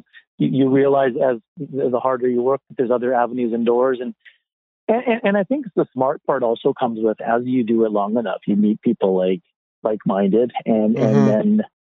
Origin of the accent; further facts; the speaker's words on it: Yarrow, British Columbia, Canada; also born or lived in Abbotsford; growing up in Yarrow, moving to Abbotsford to a bigger city